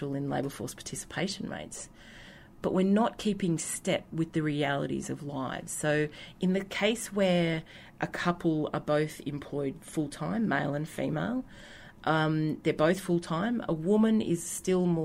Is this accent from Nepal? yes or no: no; Australia; accent: yobbo; my yobbo accent